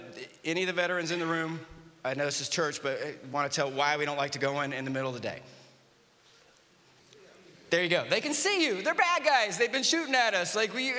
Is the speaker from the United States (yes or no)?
yes; the South, United States; And I grew up in the South, so he would be what we call a bless your heart.